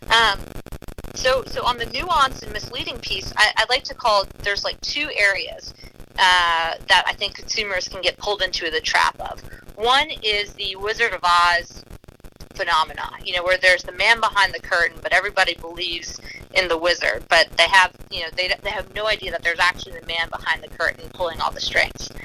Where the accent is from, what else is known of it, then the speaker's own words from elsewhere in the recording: New Orleans, Louisiana, United States; growing up in the New Orleans area